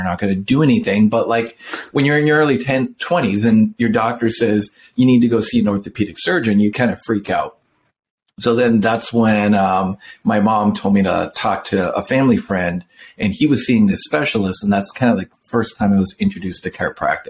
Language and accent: English; Canada; now in La Quinta, United States; I grew up in the Northwest, actually in Canada